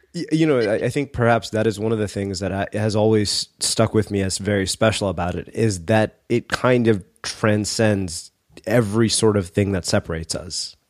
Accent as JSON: {"language": "English", "country": "United States", "tie": "born or raised there", "said": "grown up as an Indian American"}